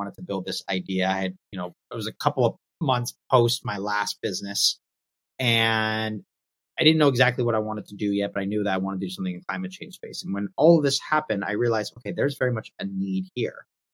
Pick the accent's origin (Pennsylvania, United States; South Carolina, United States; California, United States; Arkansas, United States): California, United States; Los Angeles; moved away as an adult; now in New York, United States; I'm born and raised in Los Angeles. And although I live in New York and the East Coast now